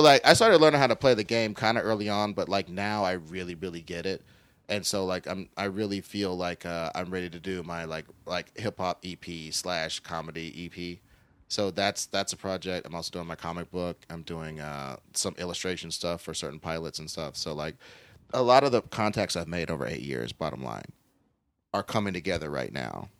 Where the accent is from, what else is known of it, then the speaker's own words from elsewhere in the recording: Kansas City, Missouri, United States; now in Los Angeles, United States; I'm from Kansas City, Missouri, and, uh, my Missouri experience was like, you're just a fucking weirdo, man